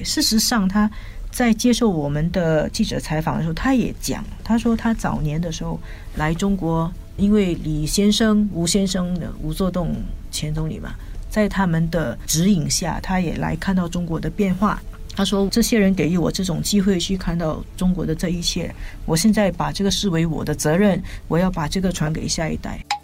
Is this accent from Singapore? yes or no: yes; Singapore; 上海跟我们新加坡人有一点互动，